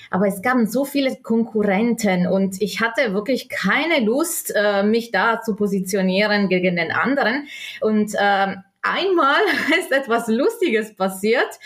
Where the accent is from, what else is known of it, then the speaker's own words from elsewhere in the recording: South Tyrol, Trentino-Alto Adige, Italy; moved away as an adult; now in Germany; Ich bin gebürtige Italienerin aus Südtirol ähm, wohne in Deutschland seit ungefähr zehn Jahren